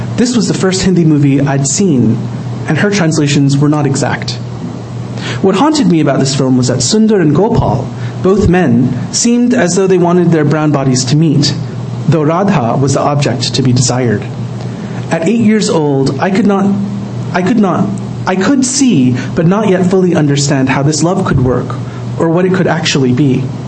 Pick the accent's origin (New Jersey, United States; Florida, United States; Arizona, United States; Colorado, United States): Florida, United States; now in New York, United States; I grew up in Florida